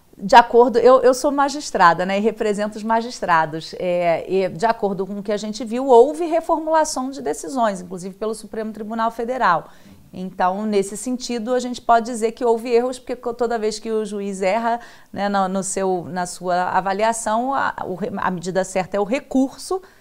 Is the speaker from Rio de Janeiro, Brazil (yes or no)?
yes; Rio de Janeiro, Brazil; lá no meu estado, do Rio de Janeiro